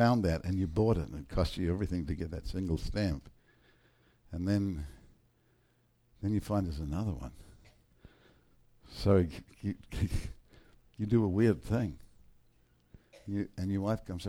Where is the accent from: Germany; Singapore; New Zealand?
New Zealand; I'm from New Zealand